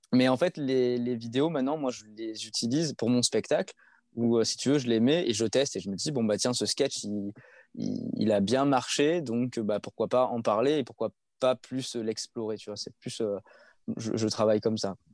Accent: Provence-Alpes-Côte d'Azur, France; je suis de la Côte d'Azur

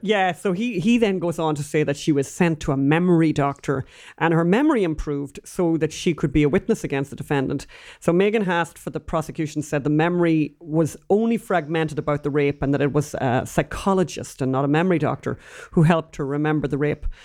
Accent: Ireland; now in United States; both being Irish

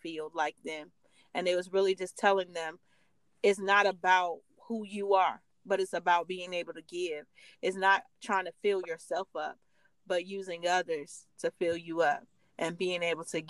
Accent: Virginia, United States; I live in Virginia. I grew up in Virginia.

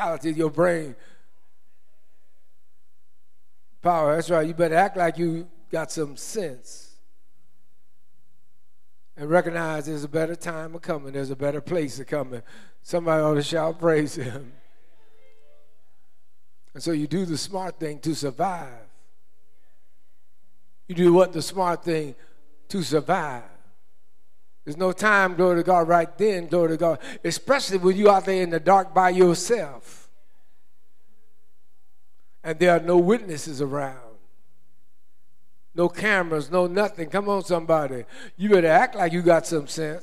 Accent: United States; When I was born in the United States of America, I became a United States of America citizen

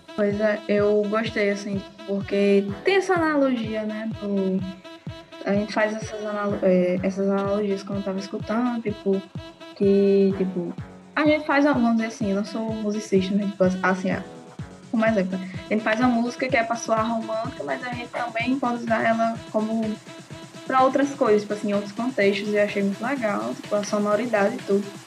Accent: Mossoró, Rio Grande do Norte, Brazil; eu sou de Mossoró, Rio Grande do Norte

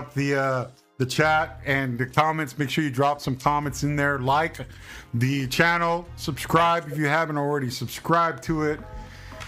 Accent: United States; I was born an American

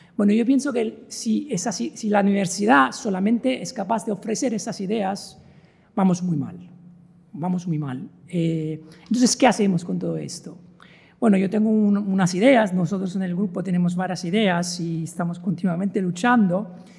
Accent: Italy; now in Vigo, Spain; yo soy italiano

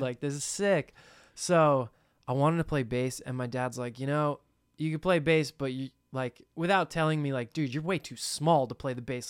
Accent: New Jersey, United States; we're from New Jersey

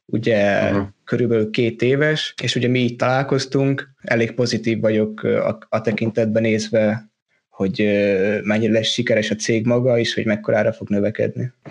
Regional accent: Hungary; moved away as an adult; now in Denmark; Hát én ugye Magyarországról jöttem Dániába, körülbelül négy és fél éve ide jöttem tanulni

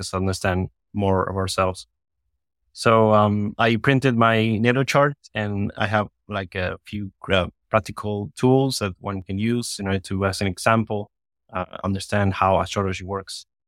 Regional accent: Argentina; now in Miami, United States; I was born in Argentina and I was living here in Miami

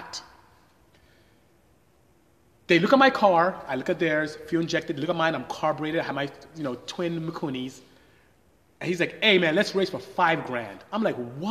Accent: Nigeria; moved away as an adult; I am Nigerian. I'm from West Africa. My tribe is Igbo. I speak Igbo fluently. And came here to study engineering and ended up staying

